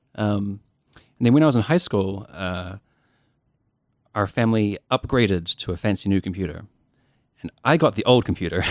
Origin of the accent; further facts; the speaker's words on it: Dunedin, Otago, New Zealand; born and raised in Dunedin